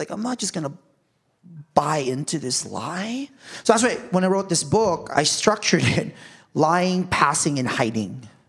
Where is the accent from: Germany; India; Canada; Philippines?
Philippines; everybody thought it was Mexican, and I'm Filipino, but you know … because of Spanish colonialism.